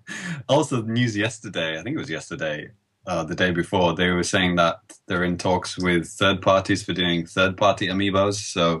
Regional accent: United Kingdom; as a British guy

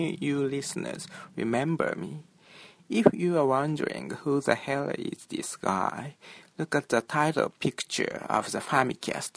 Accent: Tokyo, Japan; moved away as an adult; now in Osaka, Japan; I lived in my hometown, Tokyo, but last year I moved to Osaka

